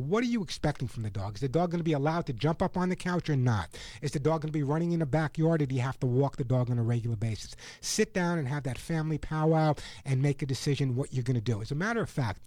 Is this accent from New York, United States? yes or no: yes; New York, United States; growing up in New York